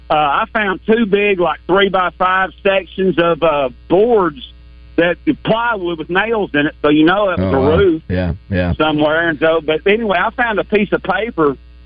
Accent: Little Rock, Arkansas, United States; You know, I'm from Little Rock, grew right. up in Little Rock

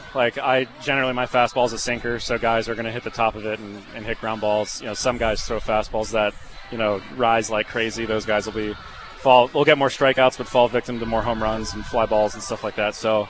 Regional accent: Norfolk, Virginia, United States; It was back in my hometown in Norfolk, Virginia, where the AAA team for the Orioles is.

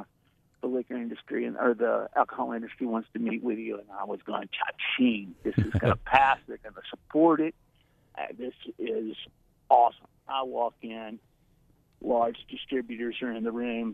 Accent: South Arkansas, United States; I grew up in South Arkansas

